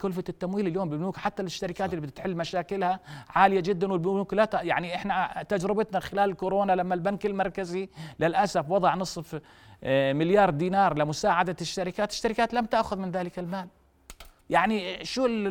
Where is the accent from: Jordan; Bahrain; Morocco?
Jordan; فينا كأردنيين